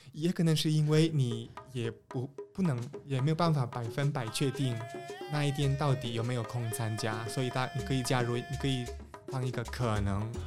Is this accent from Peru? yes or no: yes; Peru; Chinese is a second language; now in Taiwan; 来自秘鲁